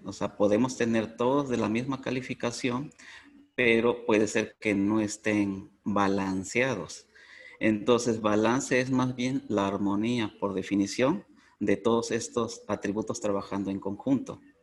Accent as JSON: {"language": "Spanish", "country": "Mexico", "said": "soy de México"}